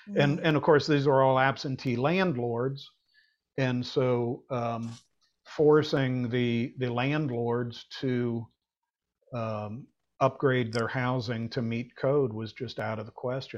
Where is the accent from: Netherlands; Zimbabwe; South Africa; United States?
United States; Dent, Ohio; I grew up on Belclair Road in Dent, with a septic tank in the backyard.